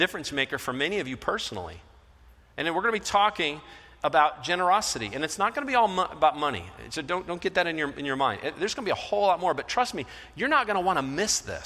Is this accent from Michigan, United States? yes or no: yes; Michigan, United States; moved away; I'm from Michigan, so I happen to be, you know, a Detroit fan